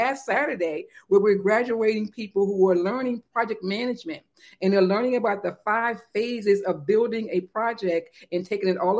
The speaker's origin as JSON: {"language": "English", "town": "Solomons", "region": "Maryland", "country": "United States", "tie": "born or raised there", "said": "I was born in Calvert County, Maryland."}